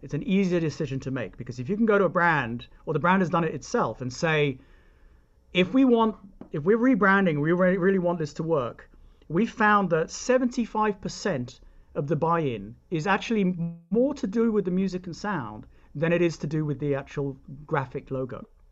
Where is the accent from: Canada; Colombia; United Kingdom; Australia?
United Kingdom; moved away; I'm British, and therefore I grew up believing that it's not a bad thing.